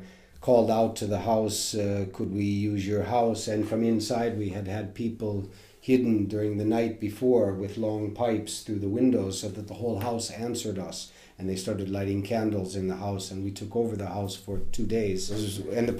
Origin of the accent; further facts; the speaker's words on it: Cleveland, Ohio, United States; moved away as an adult; also born or lived in Massachusetts / Italy; now in Sweden; I was born and raised in Cleveland, Ohio